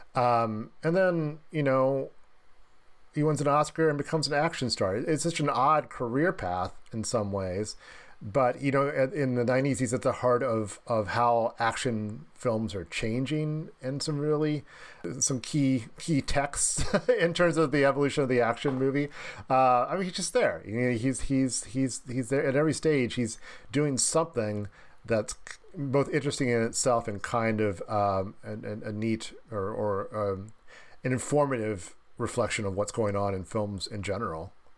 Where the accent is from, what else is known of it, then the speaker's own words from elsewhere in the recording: Dayton, Ohio, United States; I'm from Dayton, Ohio